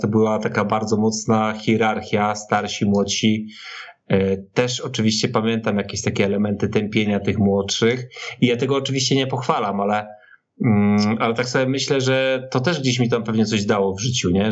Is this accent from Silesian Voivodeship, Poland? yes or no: yes; Silesian Voivodeship, Poland; wychowywałem się na Śląsku